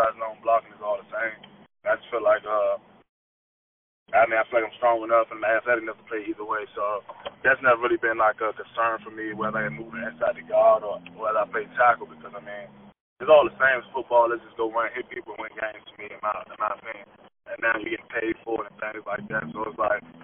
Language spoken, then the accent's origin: English; Maryland, United States; representing my hometown, University of Maryland